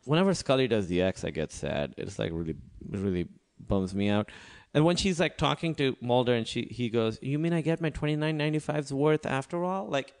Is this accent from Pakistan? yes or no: yes; Pakistan; I'm from Pakistan.